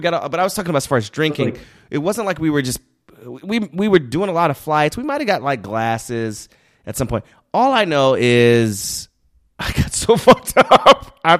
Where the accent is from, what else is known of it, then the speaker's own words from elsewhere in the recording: the South, United States; I grew up in the South, like with a lot of fundamental Christians, and they act like alcohol is, oh, we can't, you know, it's like I grew up in a dry parish.